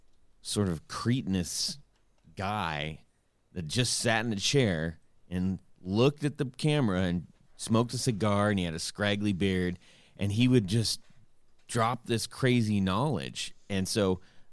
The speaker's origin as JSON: {"language": "English", "region": "Southern California", "country": "United States", "tie": "born or raised there", "said": "I grew up in Southern California"}